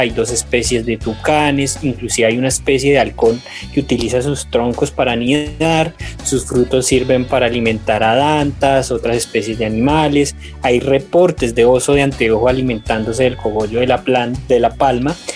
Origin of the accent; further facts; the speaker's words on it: Colombia; nos unamos como colombianos